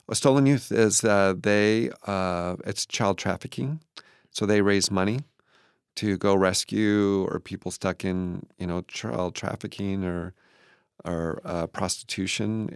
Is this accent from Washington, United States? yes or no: yes; Moses Lake, Washington, United States; also born or lived in Kent, Washington; I was born in Moses Lake.